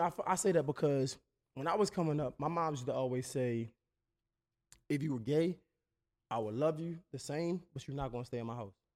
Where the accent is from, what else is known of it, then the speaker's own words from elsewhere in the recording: Baltimore, Maryland, United States; I'm from Baltimore, but it's you would recognize it as D M V